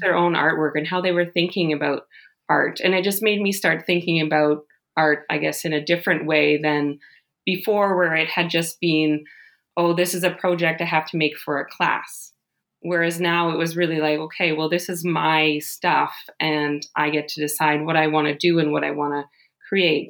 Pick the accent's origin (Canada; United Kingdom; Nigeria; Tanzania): Canada; Ottawa, Ontario; also born or lived in Rhode Island / Tokyo; now in Germany; I'm originally from Ottawa, Canada. That's where I grew up